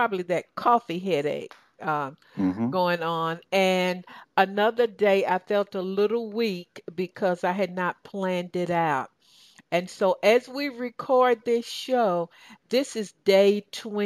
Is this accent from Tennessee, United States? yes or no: yes; Tennessee, United States; I grew up in Tennessee, as I shared, and I grew up in the country